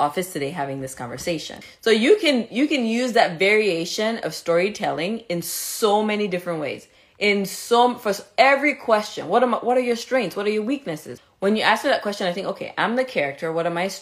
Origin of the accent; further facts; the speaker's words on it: Cameroon; moved away as an adult; also born or lived in Mexico; now in Chicago, United States; I was born in Cameroon, I was raised in Cameroon, I went to Caribbean Medical School